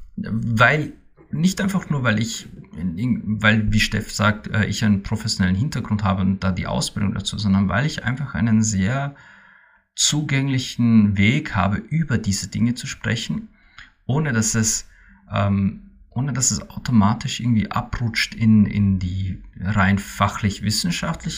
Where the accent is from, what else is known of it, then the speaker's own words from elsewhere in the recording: Austria; bei uns in Österreich